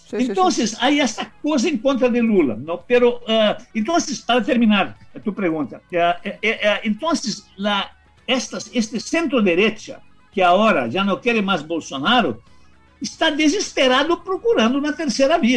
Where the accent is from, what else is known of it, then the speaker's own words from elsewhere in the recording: Rio Grande do Sul, Brazil; born there; Spanish is a second language; yo soy gaucho de, nacimiento, nací ahí en Río Grande do Sur ¿no?